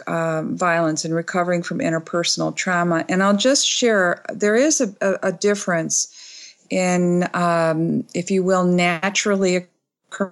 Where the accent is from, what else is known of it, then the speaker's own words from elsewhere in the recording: Michigan, United States; now in Bloomington, United States; I'm from Michigan